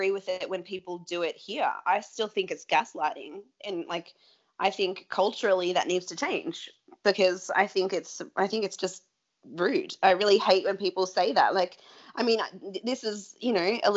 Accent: Melbourne, Victoria, Australia; moved away; I'm from Melbourne

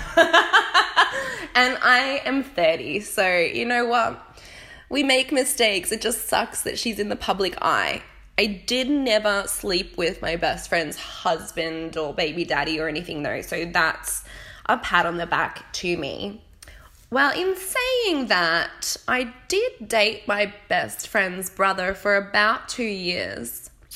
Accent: Australia; accent: Australian; moved away as an adult; now in United Kingdom; I still sound nasal and squeaky because I'm Australian

